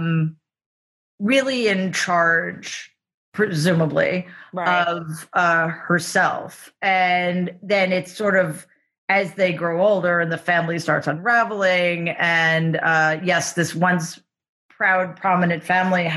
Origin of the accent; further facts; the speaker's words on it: New York City, New York, United States; I grew up in Jamaica, Queens